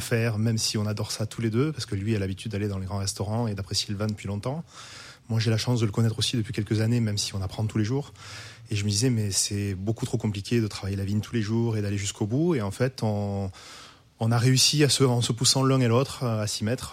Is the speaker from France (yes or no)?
yes; Languedoc, near Pézenas, Occitania, France; now in Roussillon, France; je suis originaire du Languedoc, donc à côté de Pézenas, donc la capitale de la Clairette, à Dissang, exactement